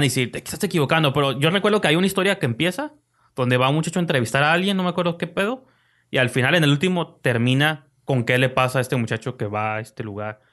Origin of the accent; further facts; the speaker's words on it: Mexico; aquí en mi país